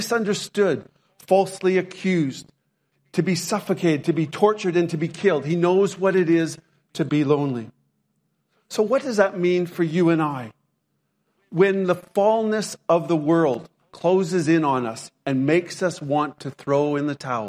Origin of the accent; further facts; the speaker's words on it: Lethbridge, Alberta, Canada; When I was growing up in Canada, my hometown was Lethbridge, Alberta, Canada